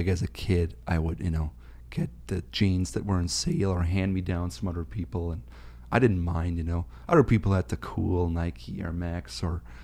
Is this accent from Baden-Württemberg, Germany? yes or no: yes; Schwäbisch Hall, Baden-Württemberg, Germany; now in Minneapolis, United States; I grew up in Germany, small town of Schwäbisch Hall in North Baden-Württemberg